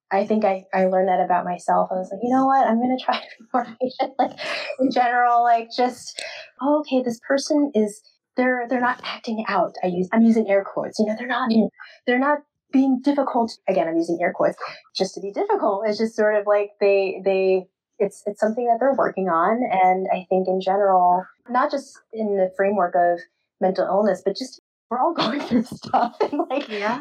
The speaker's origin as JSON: {"language": "English", "town": "New York City", "region": "New York", "country": "United States", "tie": "born or raised there", "moved": "yes", "lives_now": "St. Paul, United States", "said": "I grew up in Queens, New York, so I went to Flushing Library in Main Street, Queens"}